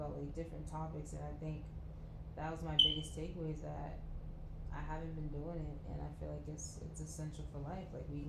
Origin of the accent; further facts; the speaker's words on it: Boston, Massachusetts, United States; I'm from Boston.